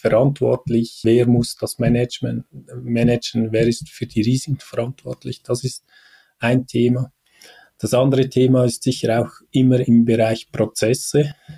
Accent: Switzerland; bei uns in der Schweiz

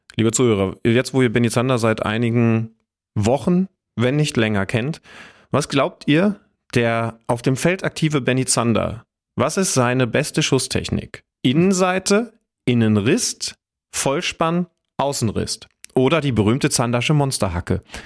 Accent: Wolfsburg, Lower Saxony, Germany; moved away; das ist ja in meiner Heimat

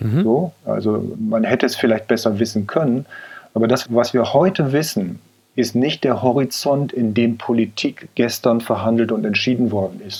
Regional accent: a village in Cloppenburg district, Lower Saxony, Germany; das ist ein kleines Dorf in Niedersachsen im Landkreis Kloppenburg

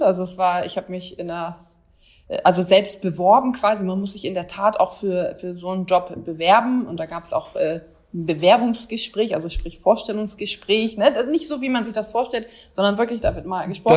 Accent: Bremerhaven, Bremen, Germany; Eine waschechte Norddeutsche, bin in Bremerhaven groß geworden.

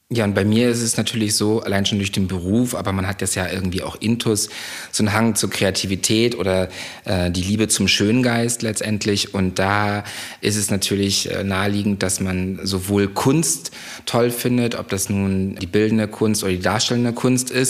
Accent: Parchim, Mecklenburg-Vorpommern, Germany; moved away; also born or lived in Munich; aus einer kleinen Kreisstadt in der Nähe von Schwerin, äh, die nennt sich Parchim und ähm, bin da aufgewachsen äh, bei meinen Eltern

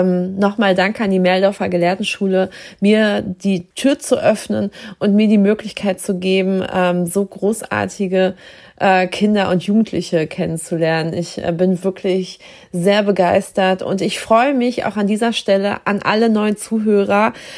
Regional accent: Dithmarschen, Schleswig-Holstein, Germany; dass ich das hier meine Heimat nennen darf

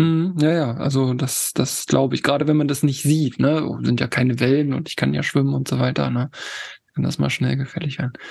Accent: Harz, Germany; now in Hamburg, Germany; Ich komme ja im Ursprung aus dem Harz, aus da, da wo Tobi halt wohnt. Da ist meine, mein Ursprung und ich lebe jetzt in Hamburg

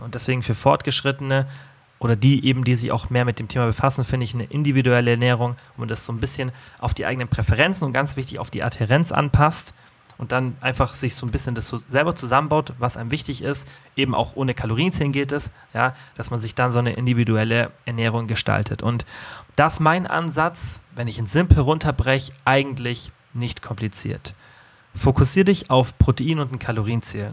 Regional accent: Germany; bei uns in Deutschland

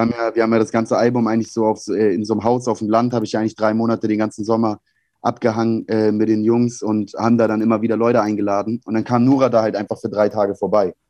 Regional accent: Hamburg, Germany; ich als Hamburger

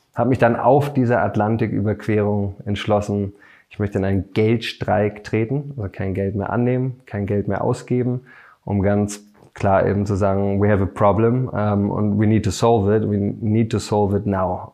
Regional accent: Berlin, Germany; bin Berliner

